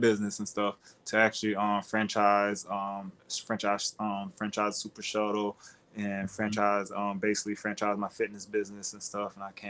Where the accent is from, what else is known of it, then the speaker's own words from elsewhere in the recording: Fort Myers, Florida, United States; Fort Myers, Florida. Fort Myers, Florida. It was rough.